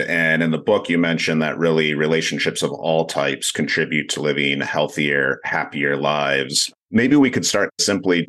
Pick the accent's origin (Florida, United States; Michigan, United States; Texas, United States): Michigan, United States; Grand Rapids; I'm from Grand Rapids, Michigan